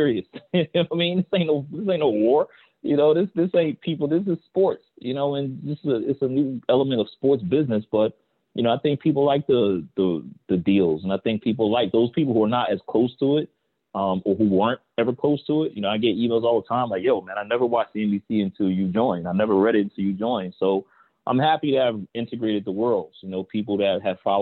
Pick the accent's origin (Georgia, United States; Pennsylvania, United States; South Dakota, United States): Pennsylvania, United States; Philadelphia; I'm from North Philly